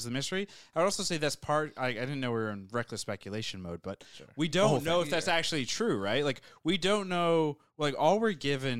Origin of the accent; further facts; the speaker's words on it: United States; I'm an American